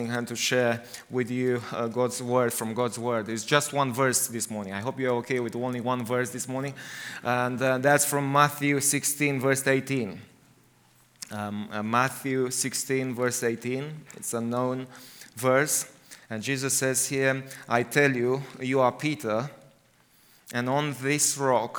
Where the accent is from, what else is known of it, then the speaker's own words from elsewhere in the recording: Romania; English is a second language; also born or lived in United Kingdom; I like it in Romania, because I feel at home there.